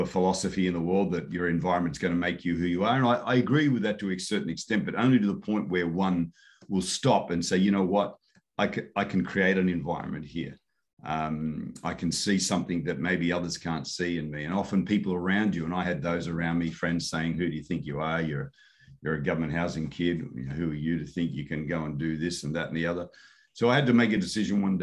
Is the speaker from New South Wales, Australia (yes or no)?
yes; Sydney, New South Wales, Australia; I was born in Newtown, actually at the front door of the house.